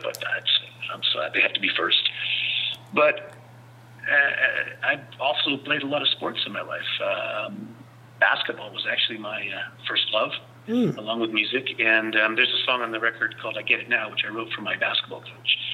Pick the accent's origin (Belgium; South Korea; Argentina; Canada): Canada; Vancouver, British Columbia; now in San Francisco Bay Area, United States; I come from Vancouver